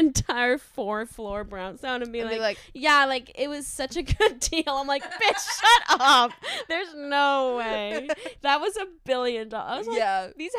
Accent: New York, United States; I am from New York

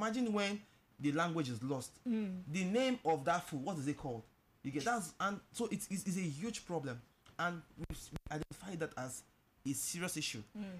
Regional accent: Anambra, Nigeria; I'm from Anambra

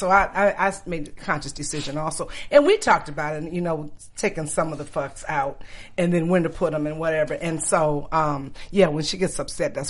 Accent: Detroit, Michigan, United States; I grew up in Detroit. Mm-hmm. During the good time in Detroit. When I tell people I'm from Detroit, they're like, ugh. But Detroit, you know, that's my home. I love Detroit.

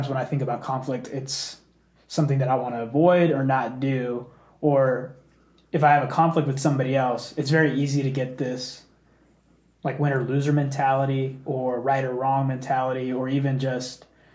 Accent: Dallas, Texas, United States; I grew up in the Dallas area

